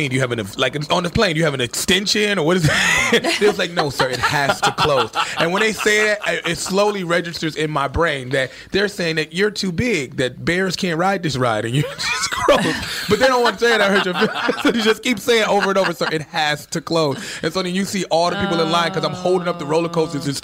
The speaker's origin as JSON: {"language": "English", "town": "Chicago", "region": "Illinois", "country": "United States", "moved": "yes", "lives_now": "New York, United States", "said": "I'm from Chicago"}